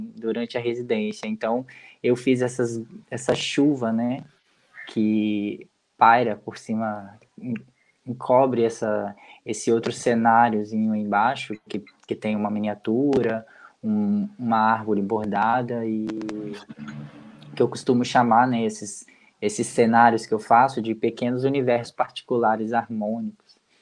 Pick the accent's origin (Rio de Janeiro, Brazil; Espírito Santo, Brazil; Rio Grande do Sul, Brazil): Espírito Santo, Brazil; João Neiva; nós do bairro onde eu moro, onde eu cresci e vivi praticamente toda a minha vida lá, é, que é o bairro Crubixá